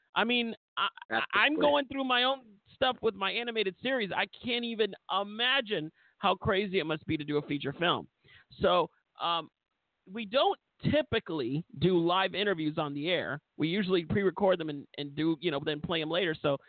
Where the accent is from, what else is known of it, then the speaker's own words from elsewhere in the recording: Florida, United States; But of course, I'm going to be enthusiastic about my home state.